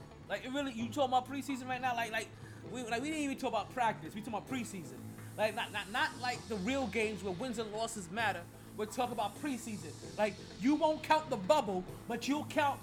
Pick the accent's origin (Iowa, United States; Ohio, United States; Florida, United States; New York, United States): New York, United States; moved away; as a displaced New Yorker